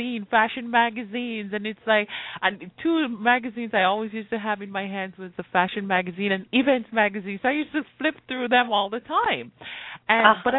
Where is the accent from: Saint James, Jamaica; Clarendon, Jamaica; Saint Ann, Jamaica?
Saint James, Jamaica; Montego Bay; moved away; Well, I grew up in Jamaica, and that would be in Montego Bay.